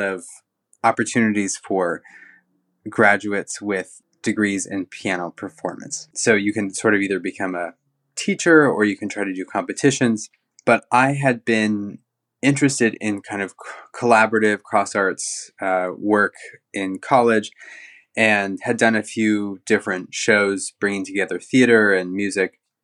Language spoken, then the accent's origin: English; Central Oregon, United States; moved away as an adult; also born or lived in Newport, Oregon / London; I was born in Newport and grew up in Central Oregon